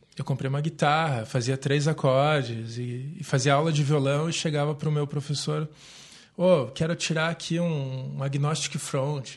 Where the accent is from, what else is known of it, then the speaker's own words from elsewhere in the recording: Curitiba, Paraná, Brazil; sou nascido aqui em Curitiba